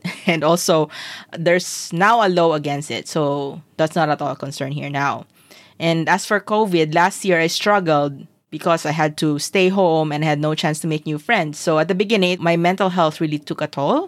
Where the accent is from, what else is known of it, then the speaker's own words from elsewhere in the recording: Philippines; also born or lived in Singapore; now in Hong Kong; I moved from Singapore to Hong Kong, unlike when I moved from Philippines to Singapore